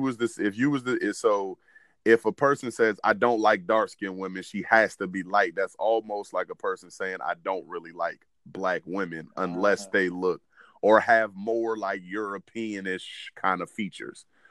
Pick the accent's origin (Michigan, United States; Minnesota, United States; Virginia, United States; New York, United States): Virginia, United States; Williamsburg; where we grew up, we grew up in Williamsburg, Virginia